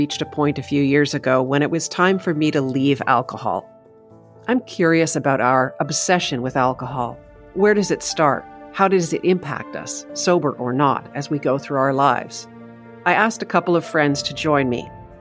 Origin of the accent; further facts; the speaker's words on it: Canada; I'm a Canadian living just outside of Toronto